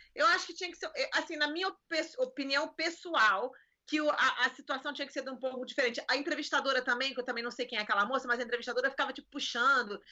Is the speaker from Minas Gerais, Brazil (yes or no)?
no; Rio de Janeiro, Brazil; now in United States; Eu nasci e cresci em Copacabana